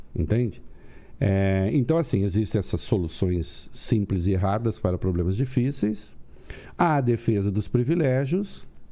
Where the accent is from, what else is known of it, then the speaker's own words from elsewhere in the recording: Dois Córregos, São Paulo, Brazil; moved away; Eu nasci em Dois Córregos, interior de São Paulo, perto de Jaú